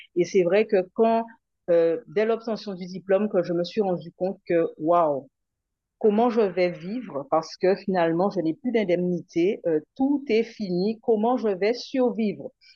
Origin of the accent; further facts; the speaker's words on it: Guadeloupe; rester en Guadeloupe